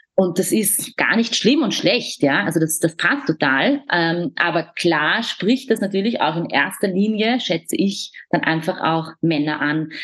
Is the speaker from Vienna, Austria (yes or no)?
yes; Vienna, Austria; bei uns in Wien